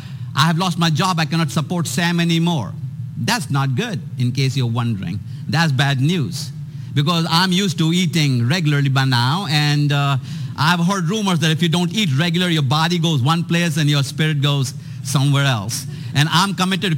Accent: India; moved away as an adult; also born or lived in Atlanta, Georgia; I was born and raised in India

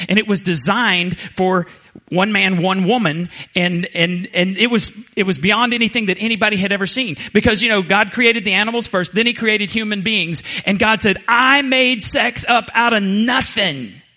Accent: Borger, Texas, United States; moved away; I graduated from Borger High School in 1982

